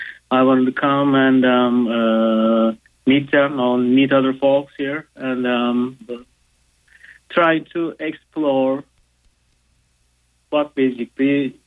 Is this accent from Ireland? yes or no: no; Turkey; English is a second language; now in United States; As you can guess from my accent, I'm not American. I'm from Turkey, but I live in the United States.